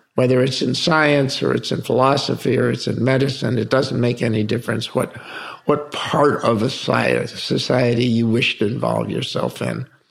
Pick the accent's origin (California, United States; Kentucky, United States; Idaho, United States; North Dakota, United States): California, United States; Palm Springs; we grew up in Palm Springs, California